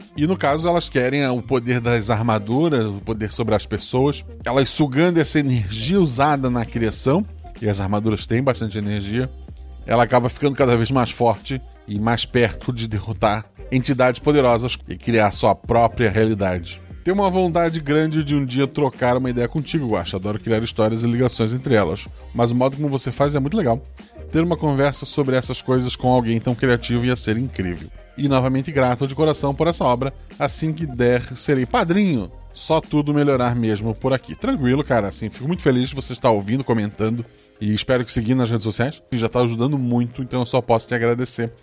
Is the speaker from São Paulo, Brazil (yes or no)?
no; Florianópolis, Santa Catarina, Brazil; eu nasci em Floripa